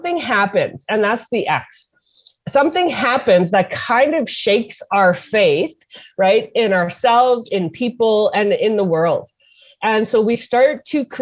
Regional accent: Hollow Water First Nation, Manitoba, Canada; I'm from Hollow Water First Nation

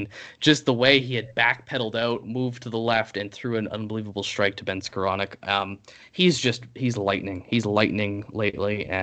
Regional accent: Canada; I'm Canadian

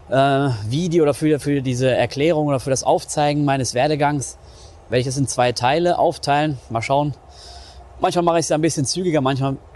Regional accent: North Rhine-Westphalia, Germany; Ich komme aus NRW. Das wissen wahrscheinlich die meisten schon. Aus dem östlichen Ruhrgebiet, gerade so am Rand, kann man sagen. Und ähm, ja, war so eine mittelgroße Stadt, irgendwie so 50.000 Einwohner. Klassische Bergarbeiterstadt

